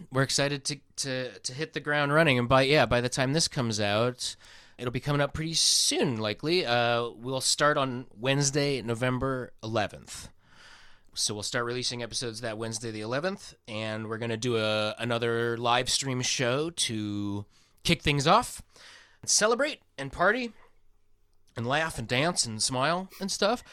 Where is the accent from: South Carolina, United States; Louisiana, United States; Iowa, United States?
Iowa, United States; now in California, United States; I'm from Iowa, which is closer to Arkansas than where I am now